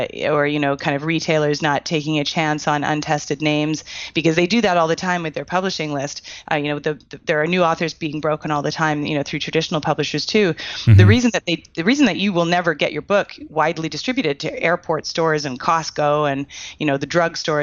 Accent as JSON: {"language": "English", "country": "Canada", "said": "I'm Canadian."}